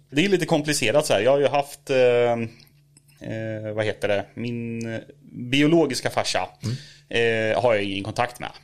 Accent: Norrköping, Östergötland, Sweden; jag är, eh, född och uppvuxen i Norrköping

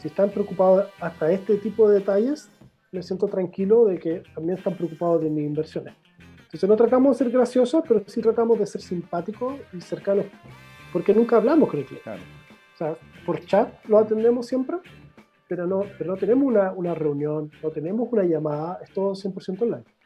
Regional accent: Chile; yo, soy de Portón, yo soy del otro extremo de, del país

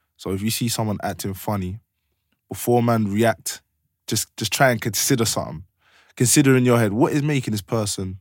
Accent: London, United Kingdom; I'm from Blue Borough

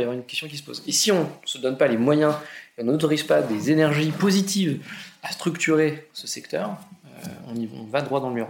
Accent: Argentan, Normandy, France; je suis normand, je viens d'Argentan, une petite ville euh, en Normandie, 15 000 habitants, dans l'Orne

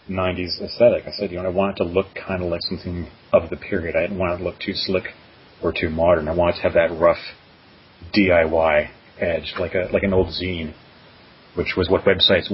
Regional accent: Canada; now in New York, United States; I mean, I'm from Canada originally. I live in New York now.

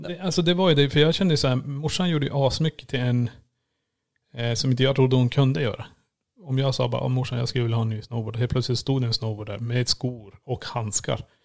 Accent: Kiruna, Norrbotten County, Sweden; moved away; född och uppvuxen i Kiruna

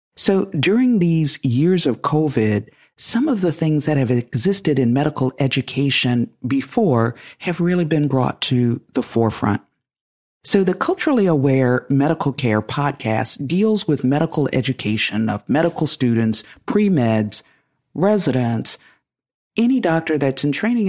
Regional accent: United States; I'm African American, and I come with that lived experience

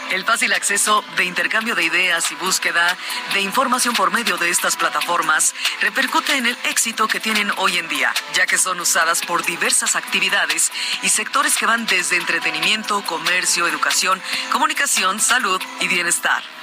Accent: Mexico

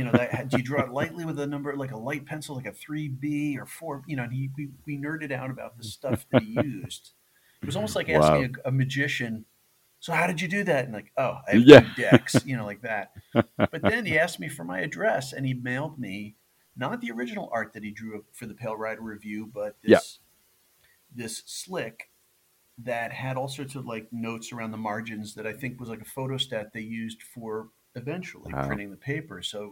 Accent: New York, United States; born there; In the local newspaper where in the town where I was born in New York, there was an artist I liked who drew sports figures for the sports page.

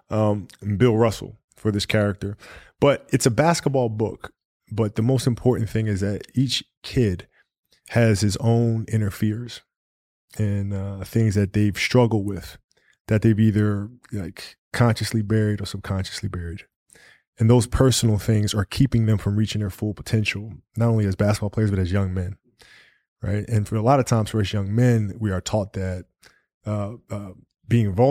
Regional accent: Italy; Yeah, I played soccer growing up because I grew up in Italy

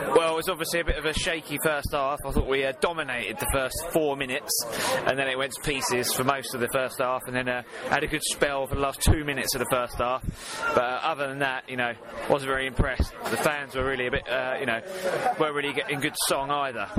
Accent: Basildon, East of England, United Kingdom; also born or lived in Stepney Green / Upton Park; now in Chelmsford, United Kingdom; I was born in Basildon and I live in Chelmsford now.

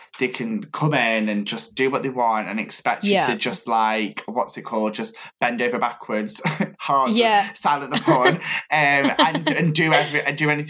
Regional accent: Stoke-on-Trent, West Midlands, United Kingdom; now in Manchester, United Kingdom; I'm from Stoke, but I live in Manchester.

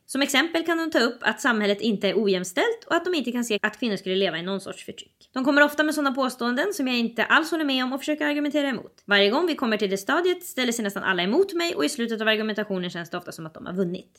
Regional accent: Sweden; vi växer ju upp, när man växer upp i Sverige så växer man upp med bilden av att svenskar är inte rasistiska

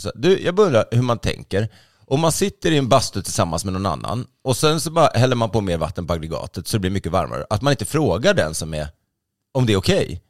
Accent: Sweden; jag då som är svensk

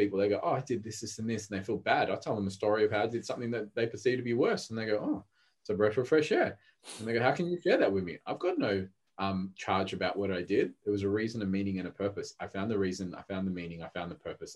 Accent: Australia; English is a second language; also born or lived in Rodrigues Island, Mauritius; When I was 4, I came to Australia from Mauritius, and Mauritius was a third world, Rodriguez Island, which is near Mauritius.

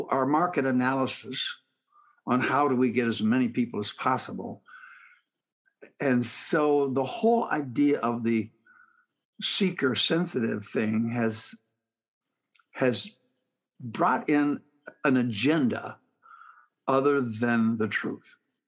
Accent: Canada; now in Southern United States; I'm a Canadian by birth, an American by the grace of God, and a Southerner by choice.

